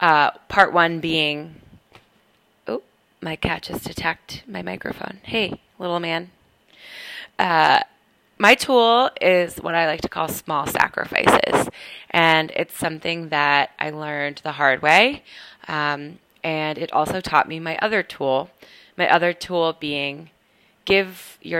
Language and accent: English; Portland, Maine, United States; moved away as an adult; also born or lived in North Carolina / Boston, Massachusetts; now in Brooklyn, New York, United States; I am originally from Portland, Maine, but I've lived all over